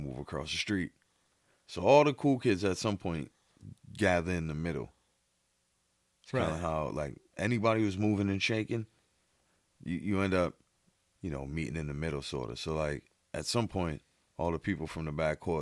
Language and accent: English; Boston, Massachusetts, United States; born or raised there